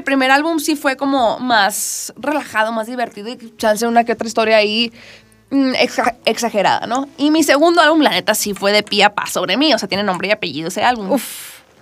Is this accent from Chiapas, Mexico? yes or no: no; Culiacán, Sinaloa, Mexico; now in Mexico City, Mexico; yo soy de Culiacán